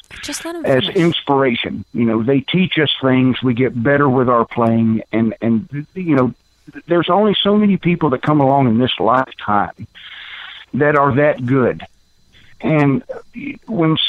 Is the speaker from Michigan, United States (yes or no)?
no; South Carolina, United States; I'm out from here in South Carolina.